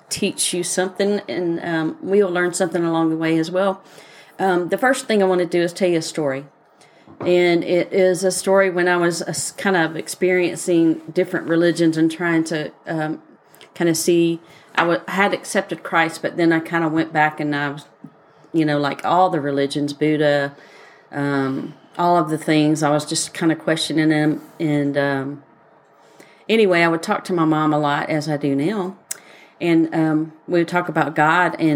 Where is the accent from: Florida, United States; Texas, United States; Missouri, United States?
Missouri, United States; I'm {S1} from {S0} Missouri, so y'all leave me alone.